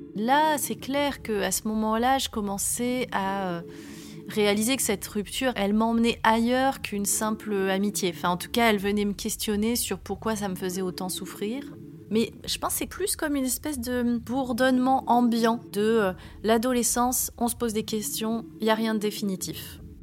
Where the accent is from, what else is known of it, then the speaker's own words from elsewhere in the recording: Var, Provence-Alpes-Côte d'Azur, France; je suis née dans le Var en 1979